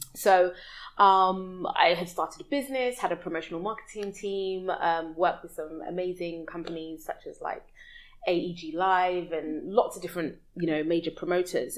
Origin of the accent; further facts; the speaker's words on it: London, United Kingdom; moved away as an adult; now in Dubai, United Arab Emirates; I'm from West London in the UK, and uh, born and raised, lived there my whole life